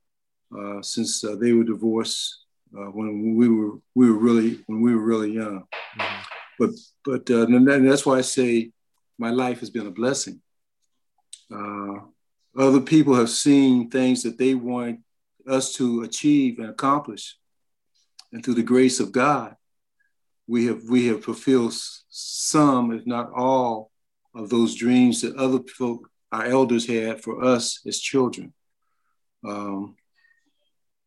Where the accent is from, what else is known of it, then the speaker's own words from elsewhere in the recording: Columbus, Ohio, United States; also born or lived in Lincolnton, North Carolina; I grew up in Columbus, Ohio, born in Lincolnton, North Carolina